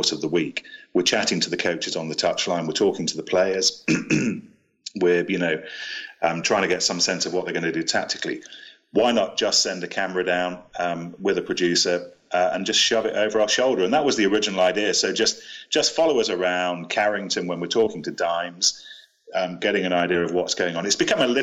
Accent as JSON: {"language": "English", "town": "Leicester", "region": "East Midlands", "country": "United Kingdom", "tie": "born or raised there", "said": "I grew up in Leicester, and I grew up on the terraces at Welford Road"}